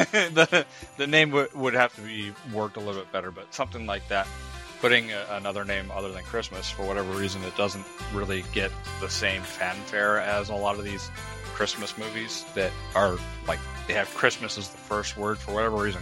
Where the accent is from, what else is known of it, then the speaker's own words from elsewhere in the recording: New Mexico, United States; I grew up in New Mexico. I didn't grow up in California